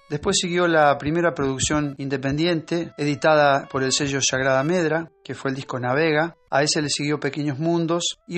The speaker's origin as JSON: {"language": "Spanish", "town": "Pueblo Andino", "region": "Santa Fe", "country": "Argentina", "tie": "born or raised there", "said": "Nací hace 66 años en Pueblo Andino, de la provincia de Santa Fe. Soy músico, cancionista y docente. Crecí durante toda mi infancia en el pueblo"}